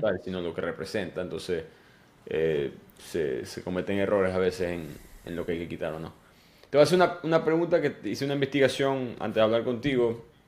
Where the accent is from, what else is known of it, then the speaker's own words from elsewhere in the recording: Venezuela; moved away as an adult; now in United States; cuando fui para la universidad allá en Venezuela